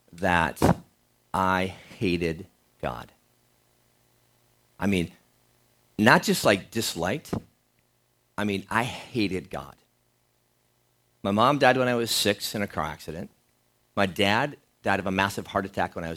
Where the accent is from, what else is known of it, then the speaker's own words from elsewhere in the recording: Minnesota, United States; growing up in Minnesota, growing up on a farm as well